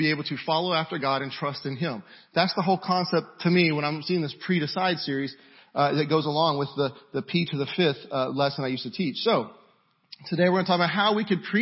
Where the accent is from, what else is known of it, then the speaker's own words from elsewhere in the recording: Houston, Texas, United States; I am from the Houston area. Don't throw anything. But I am from the Houston area. Where I'm from, we watch out for storms that have names